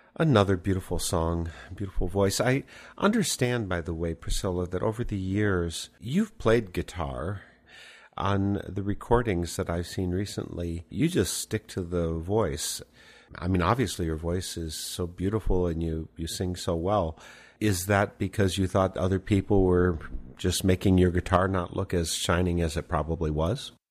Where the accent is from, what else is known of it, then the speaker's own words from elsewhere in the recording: Midwest, United States; I'm from the Midwest